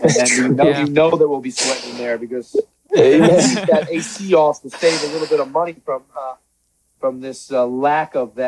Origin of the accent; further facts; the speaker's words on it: Long Island, New York, United States; We grew up together on Long Island.